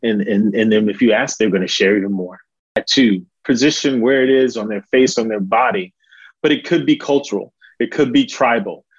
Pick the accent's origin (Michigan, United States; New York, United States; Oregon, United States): New York, United States; New York City; now in Charlotte, United States; originally born and raised in Harlem, Manhattan, New York City, um, but now living in uh, Charlotte, North Carolina